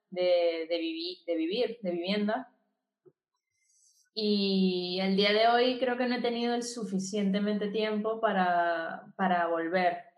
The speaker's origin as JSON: {"language": "Spanish", "country": "Venezuela", "said": "Que ellos se queden con, con, eso en la cabeza de que yo vengo de Venezuela."}